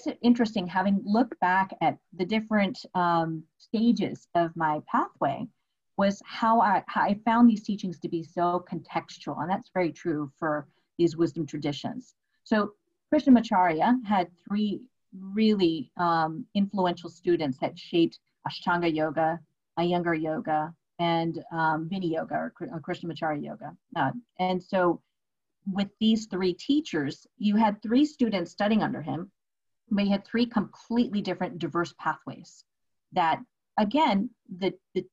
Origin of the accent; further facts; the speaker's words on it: United States; my culture is being an Indian woman born and raised here in the States.